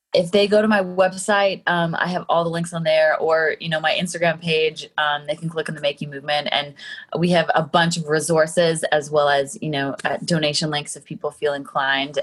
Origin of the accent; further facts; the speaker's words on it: Calgary, Alberta, Canada; moved away; I was born and raised in mm. Calgary